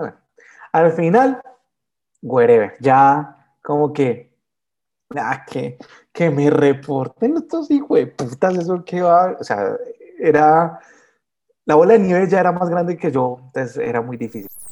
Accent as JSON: {"language": "Spanish", "town": "Soacha", "region": "Cundinamarca", "country": "Colombia", "tie": "born or raised there", "also_born_or_lived": "Bogotá", "said": "yo soy nacido en Bogotá, pero criado en Soacha"}